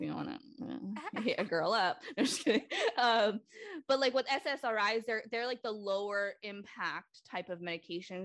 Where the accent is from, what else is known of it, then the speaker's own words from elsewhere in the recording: Lynn, Massachusetts, United States; I um was born and raised in Lynn, Massachusetts